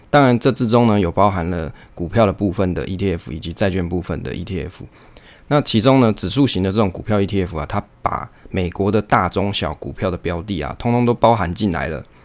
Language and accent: Chinese; Taiwan; 我们身为台湾人